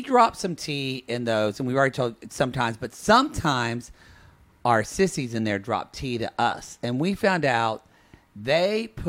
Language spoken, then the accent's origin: English; Oklahoma, United States; I'm from Oklahoma.